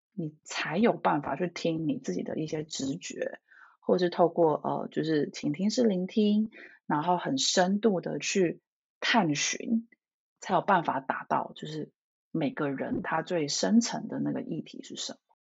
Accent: Taiwan; moved away as an adult; now in Toronto, Canada; 我就是土生土长的台湾，就是小孩，在台湾长大念到大学这样子

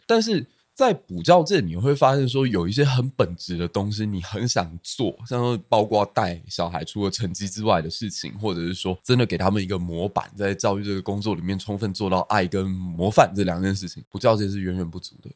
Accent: Kaohsiung, Taiwan; moved away as an adult; also born or lived in Taipei; 因为我是高雄人嘛，然后我等于是来台北，只身一人过来这样子

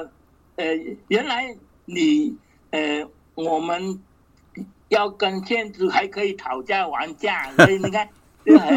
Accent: China; 但是如果在我们中国人的呃文化来讲哦，我不晓得是不是太极的画面哦

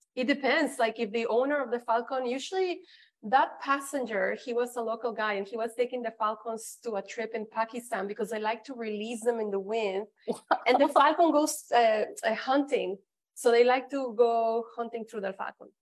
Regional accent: Mexico; first language Spanish; English is a second language; moved away as an adult; also born or lived in Canada; now in Dubai, United Arab Emirates; I was born in Mexico, then I lived in Canada ten years

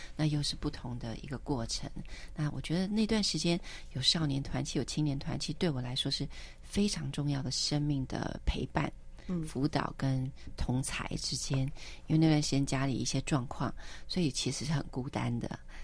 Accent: Taipei, Taiwan; moved away as an adult; also born or lived in United States; 可是回到台北，我就嗯。一定会去教会

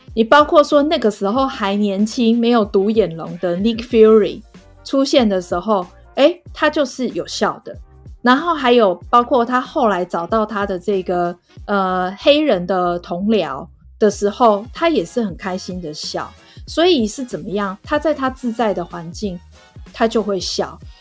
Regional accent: Taiwan; 我们这个台湾

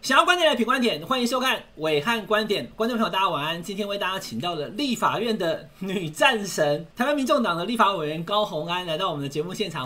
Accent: Taiwan; 我们台湾人

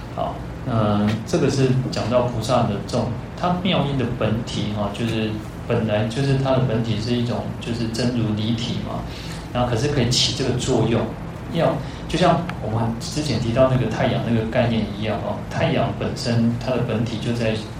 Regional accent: Taiwan; first language Taiwanese Hokkien; Chinese is a second language; 我的语言为什么会慢慢多了更多的台语的语言，因为他是我的母语，我从小是讲这个话长大的

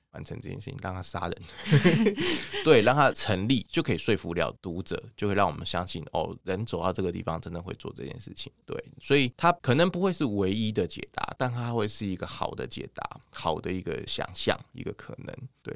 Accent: Taiwan; 我们台湾这边

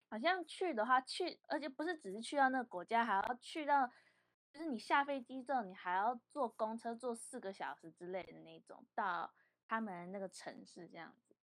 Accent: Vancouver, British Columbia, Canada; also born or lived in Taiwan; 我跟我哥在国外长大

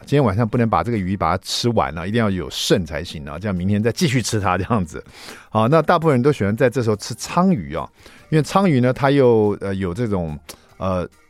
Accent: Taiwan; 我们台湾人

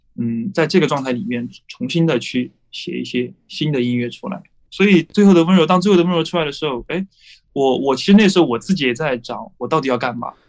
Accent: Chengdu, Sichuan, China; 我是来自成都的

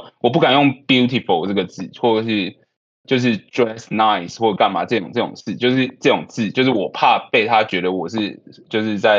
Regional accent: Taiwan; moved away as an adult; now in Atlanta, United States; 我们在台湾来的这样子

